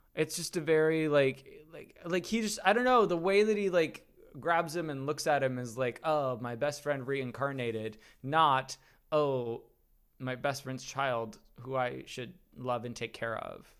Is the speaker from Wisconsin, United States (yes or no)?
yes; Wisconsin, United States; the county that I grew up in in Wisconsin